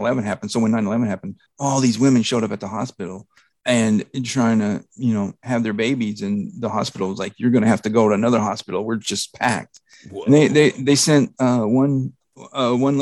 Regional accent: North Texas, United States; I grew up in North Texas

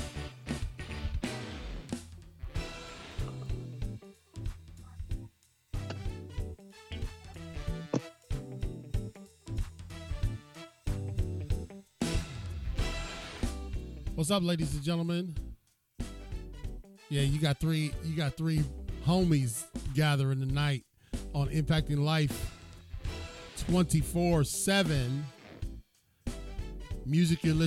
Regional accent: Cleveland, Ohio, United States; I'm from Cleveland.

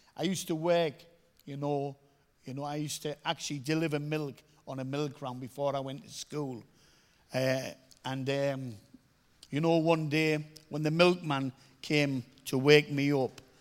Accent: Middlesbrough, North East England, United Kingdom; I come from Middlesbrough

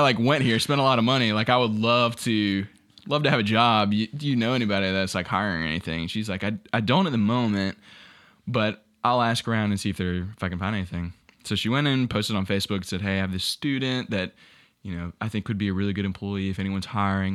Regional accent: Ware Shoals, South Carolina, United States; moved away as an adult; now in Columbia, United States; originally from a small town called Whersholes

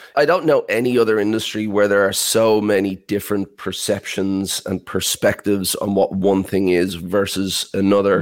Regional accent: Ireland; I heard an accent from my hometown in Ireland

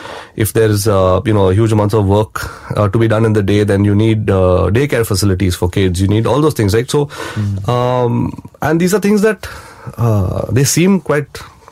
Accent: India; I'm an Indian, but I'm also from Bombay.

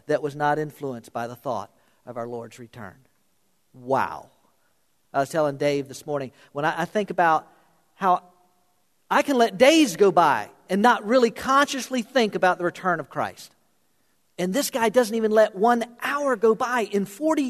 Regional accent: South Florida, United States; moved away; I grew up in South Florida. Not a lot of ice hockey in South Florida when I was growing up

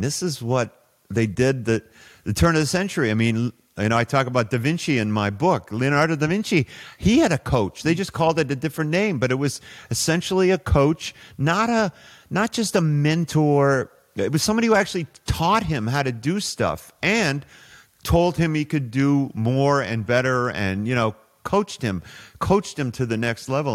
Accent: Toronto, Ontario, Canada; moved away as an adult; also born or lived in Saudi Arabia / Houston; I grew up in Toronto

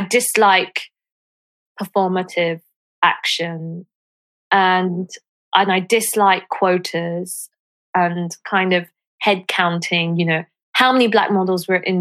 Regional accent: London, United Kingdom; when I was growing up in London

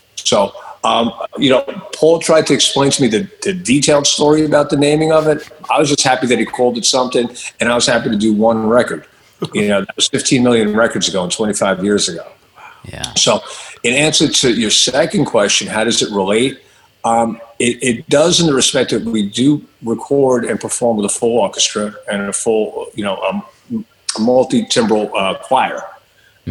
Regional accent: Long Island, New York, United States; moved away; I came from Long Island

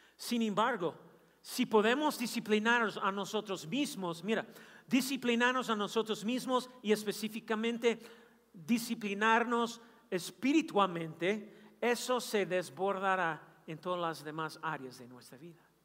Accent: Kansas City, Missouri, United States; Yo nací en Kansas City

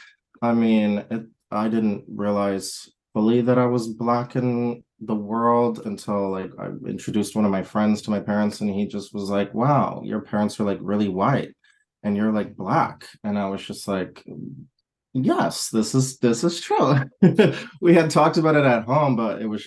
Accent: Wisconsin, United States; moved away; also born or lived in Texas; I grew up partly in Wisconsin, partially in Texas

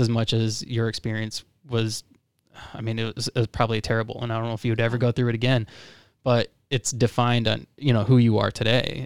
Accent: Florida, United States; moved away; I'm from Florida

